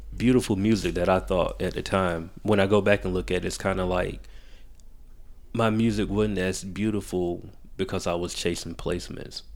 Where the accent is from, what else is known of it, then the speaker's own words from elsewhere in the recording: Macon, Georgia, United States; moved away as an adult; now in Atlanta, United States; I was born here, raised in Macon. I always say I'm from Macon 'cause I, I went to school from kindergarten